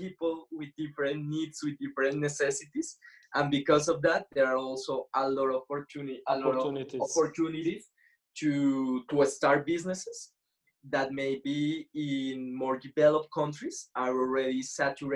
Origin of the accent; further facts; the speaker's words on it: Bogota, Bogotá Capital District, Colombia; I'm from Bogota